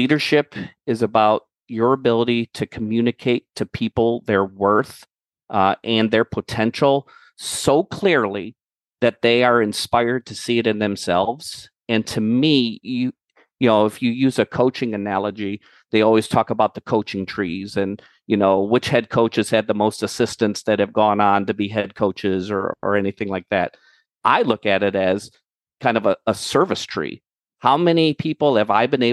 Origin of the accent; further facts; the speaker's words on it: Cleveland, Ohio, United States; I'm from Cleveland